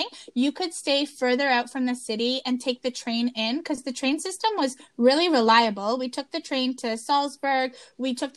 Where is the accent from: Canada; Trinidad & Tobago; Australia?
Canada; we're Canadian